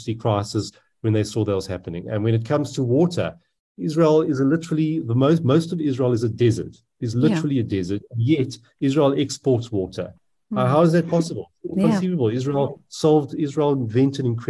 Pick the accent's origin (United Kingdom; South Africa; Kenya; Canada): South Africa